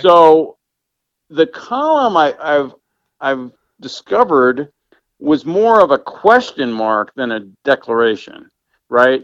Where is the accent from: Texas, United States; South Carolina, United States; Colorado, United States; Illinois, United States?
Colorado, United States; Denver; moved away as an adult; I grew up in Denver